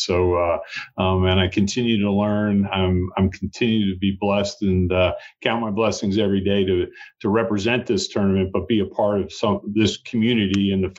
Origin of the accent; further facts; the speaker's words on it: Moorestown, New Jersey, United States; moved away as an adult; also born or lived in Greensboro, North Carolina / Myrtle Beach, South Carolina; now in Hilton Head Island, United States; I'm a Southern heart, being from South Jersey, exit four on the Jersey Turnpike. But I was born and raised in Morristown, New Jersey, just outside of Philadelphia.